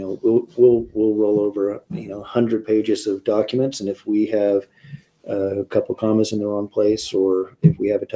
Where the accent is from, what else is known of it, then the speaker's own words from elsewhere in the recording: Provo, Utah, United States; also born or lived in Midway, Utah; I grew up down in Provo